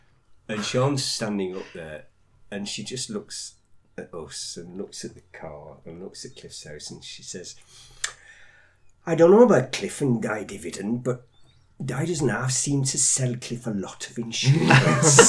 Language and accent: English; United Kingdom; because, you know, we're British, we don't talk about sex.